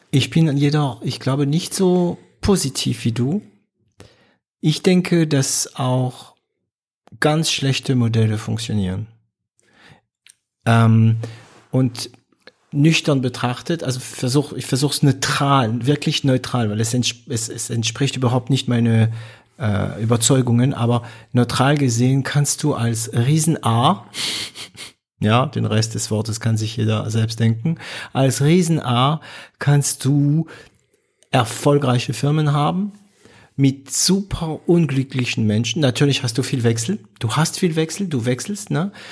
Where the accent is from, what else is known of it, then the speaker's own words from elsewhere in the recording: Baden-Württemberg, Germany; also ich bin Schwabe, okay, deswegen erlaube ich mir das zu sagen, was ich jetzt sagen werde.